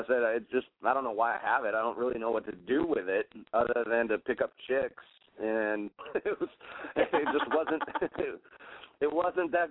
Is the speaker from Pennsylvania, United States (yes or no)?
yes; Gettysburg, Pennsylvania, United States; also born or lived in Elizabeth, New Jersey / Galveston Island, Texas; now in Galveston, United States; I grew up on the Gettysburg battlefield